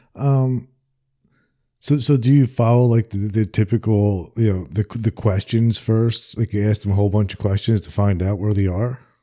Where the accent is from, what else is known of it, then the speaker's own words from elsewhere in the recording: New Jersey, United States; now in the American South; I'm from New Jersey originally